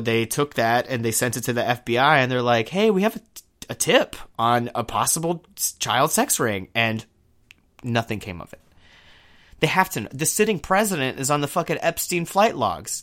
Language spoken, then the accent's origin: English; Houston, Texas, United States; moved away; I'm from Houston. I was in Houston when Hurricane Harvey hit